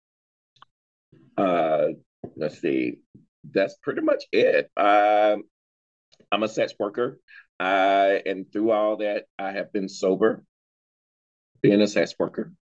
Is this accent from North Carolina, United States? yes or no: yes; North Carolina, United States; now in Los Angeles, United States; I'm from North Carolina, and growing up in the South